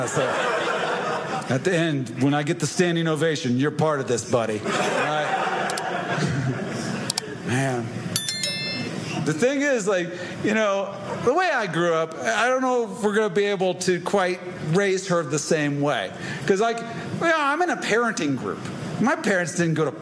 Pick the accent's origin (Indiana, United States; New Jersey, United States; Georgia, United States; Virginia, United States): Indiana, United States; I grew up in Indiana, and my dad's a preacher